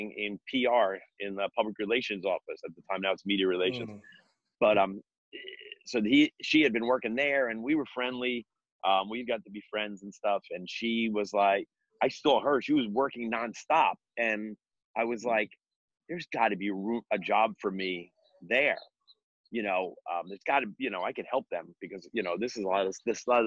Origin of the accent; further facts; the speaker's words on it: Bergen County, New Jersey, United States; also born or lived in Manhattan, New York; I was born in Manhattan, but I grew up in North Jersey, in Bergen County. And, I've been in Bergen County pretty much my whole life.